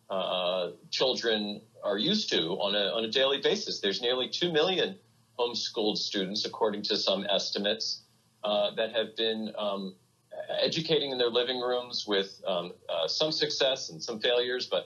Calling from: New York City, New York, United States; So I, am in Brooklyn. We live in uh, the Kensington Windsor Terrace section of Brooklyn, uh, which is is nearly completely shut down.

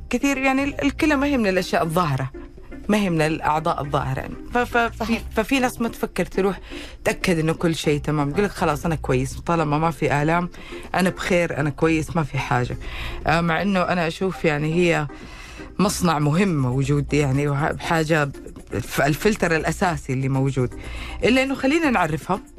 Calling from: Medina, Medina Province, Saudi Arabia; وعليكم السلام من المدينة المنورة

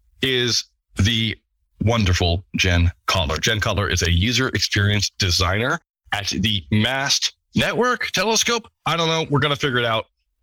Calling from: Scotland, United Kingdom; I'm calling from Scotland, which looks about as depressing as possible outside.

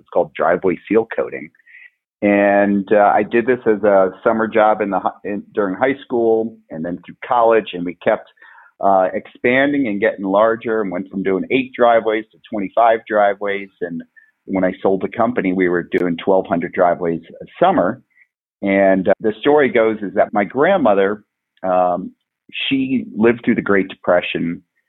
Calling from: Bend, Oregon, United States; I'm calling in from beautiful Bend, Oregon.

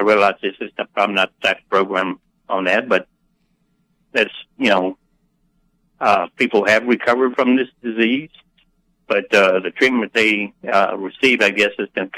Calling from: Tallahassee, Florida, United States; I'm calling from Tallahassee, Florida.

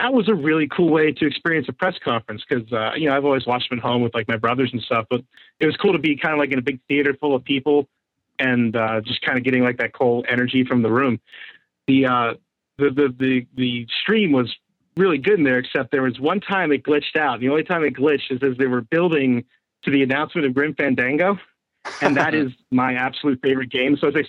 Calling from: Pittsburgh, Pennsylvania, United States; from Pittsburgh.

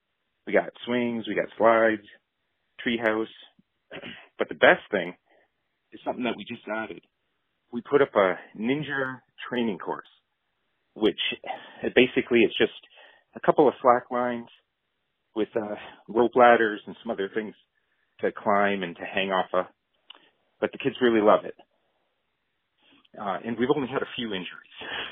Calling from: Ontario, Canada; I'm a first-time caller. … I'm from Southern Ontario.

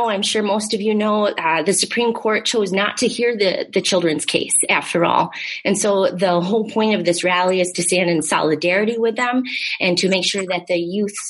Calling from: Wisconsin, United States; I would just like to acknowledge that I'm joining you from Indigenous land here in Wisconsin.

